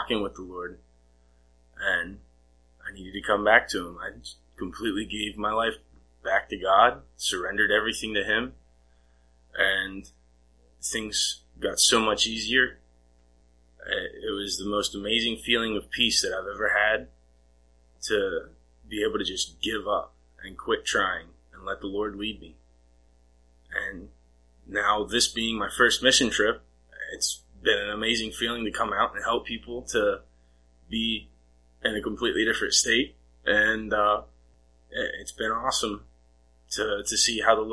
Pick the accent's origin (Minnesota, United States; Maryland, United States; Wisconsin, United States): Maryland, United States; moved away as an adult; also born or lived in Tennessee; now in North Carolina, United States; I moved from Maryland, where I was raised, to Tennessee.